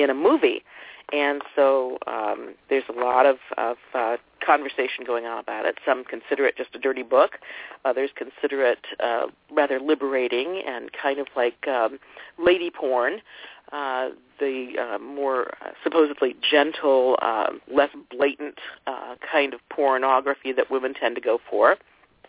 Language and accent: English; Ohio, United States; I grew up in Ohio